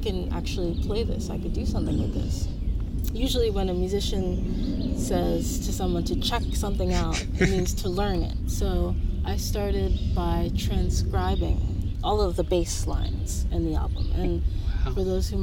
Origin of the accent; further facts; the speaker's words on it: New Jersey, United States; also born or lived in South Orange, New Jersey; I'm from New Jersey